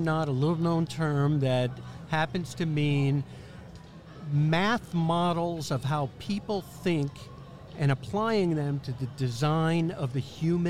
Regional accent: United States; also born or lived in New York / Philadelphia, Pennsylvania; now in Maine, United States; Grew up in New York and Philly.

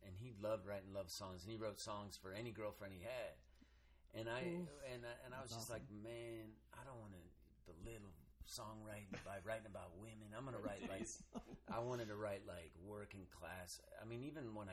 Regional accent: Reno, Nevada, United States; I grew up in Reno

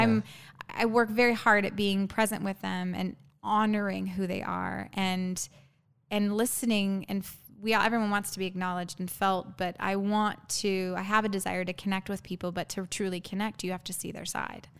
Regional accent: Arizona, United States; I'm born and raised in Arizona, me and my younger brother.

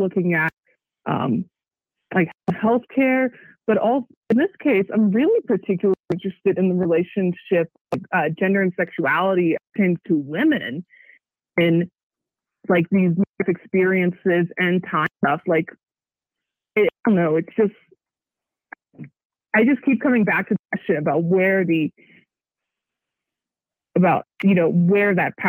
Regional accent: Buena Vista, Virginia, United States; I was one of the few non-Mormons growing up in Buena Vista, Virginia

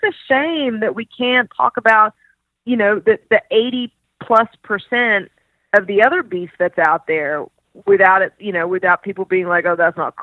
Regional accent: Australia; moved away; I grew up in Australia

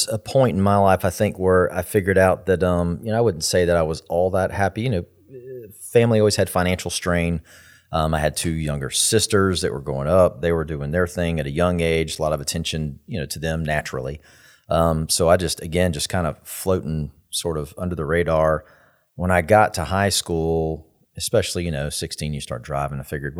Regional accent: Tallahassee, Florida, United States; So I grew up here in Tallahassee all the way through.

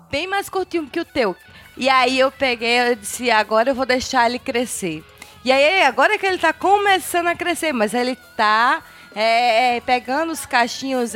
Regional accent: Northeast Brazil, Brazil; eu sou nordestina

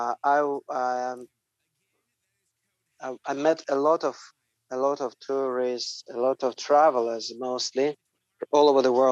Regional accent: Dagestanskiye Ogni, Dagestan, Russia; English is a second language; I was born in, actually, close to Derbent in the city Dagestanskiy Ogni. It's like a twin. It's like a satellite city for Derbent, and I was born here and worked and lived all my life here.

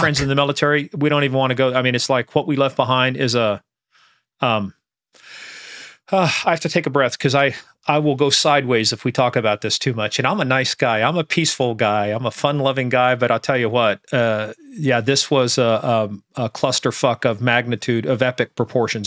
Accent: Iran; now in United States; growing up in Iran

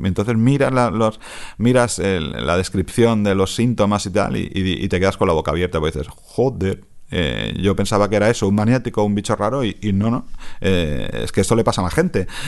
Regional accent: Catalonia, Spain; como catalán

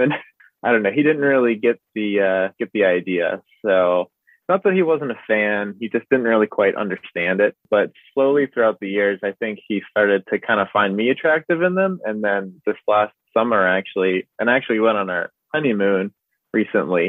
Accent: Pittsburgh, Pennsylvania, United States; I'm from Pittsburgh, and I currently live here in Pittsburgh

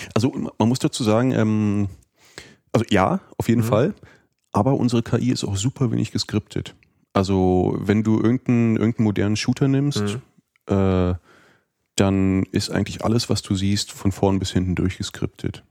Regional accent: Germany; für uns als Deutsche

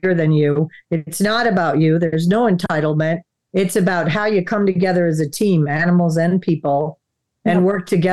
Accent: Wisconsin, United States; moved away; also born or lived in Florida; we grew up in Wisconsin and then moved to Florida.

